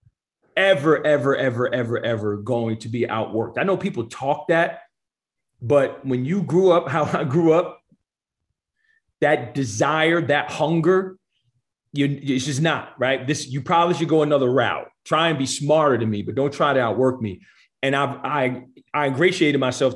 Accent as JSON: {"language": "English", "region": "New Jersey", "country": "United States", "tie": "born or raised there", "also_born_or_lived": "the South", "moved": "as an adult", "lives_now": "San Diego, United States", "said": "I'm born and raised in New Jersey, went to school in the South"}